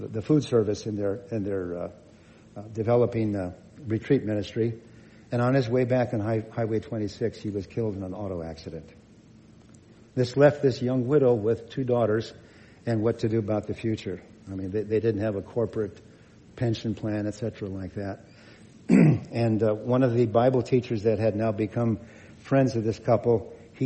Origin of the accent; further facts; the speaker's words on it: Southern California, United States; moved away as an adult; also born or lived in Bandon, Oregon; I'm from Southern California